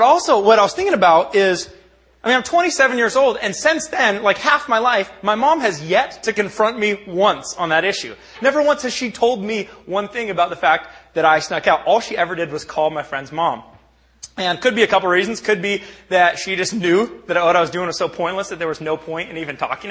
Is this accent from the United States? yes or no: yes; Bellingham, Washington, United States; I was born and raised in the Northwest. I'm a product of Bellingham, Washington